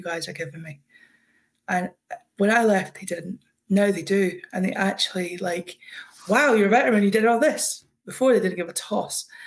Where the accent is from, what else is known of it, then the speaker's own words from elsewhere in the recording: Scotland, United Kingdom; I'm Scottish